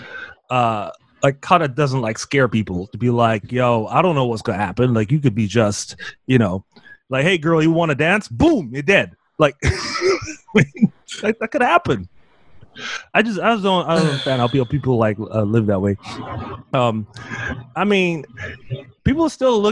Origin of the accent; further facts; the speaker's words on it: the Bay Area, California, United States; I'm from the Bay